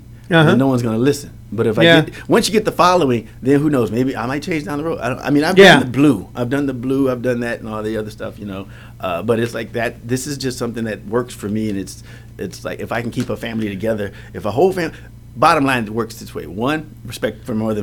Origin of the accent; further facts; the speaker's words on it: Indiana, United States; moved away; I am from Indiana